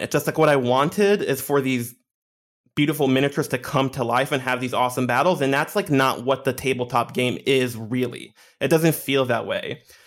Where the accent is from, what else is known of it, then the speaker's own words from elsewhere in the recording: Israel; also born or lived in Scarsdale, New York, United States; I grew up in Israel, and there's, like, a very small nerd community